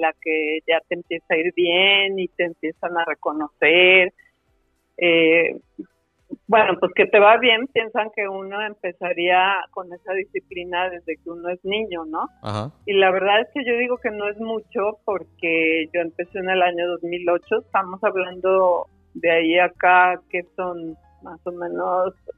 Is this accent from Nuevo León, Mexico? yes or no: no; Guadalajara, Jalisco, Mexico; Yo soy de Guadalajara. Guadalajara, Jalisco la tierra de los ojos tapatíos